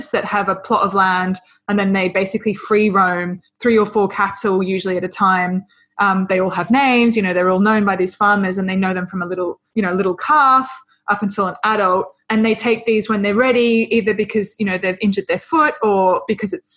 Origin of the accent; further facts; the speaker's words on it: Australia; accent: Australian; moved away; growing up in Australia